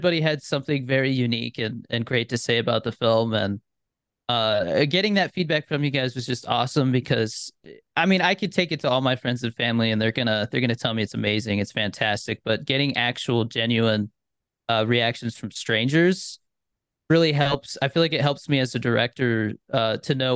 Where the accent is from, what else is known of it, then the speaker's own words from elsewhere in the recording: Arizona, United States; moved away as an adult; now in Albuquerque, United States; I'm from Arizona. I moved to Albuquerque in 2020